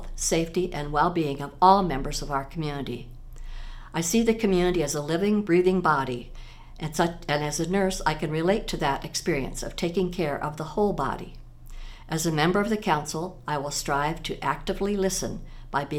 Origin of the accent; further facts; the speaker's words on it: Des Moines, Iowa, United States; moved away as an adult; now in Iowa City, United States; I grew up in Des Moines, but I've lived in Iowa City for over 49 years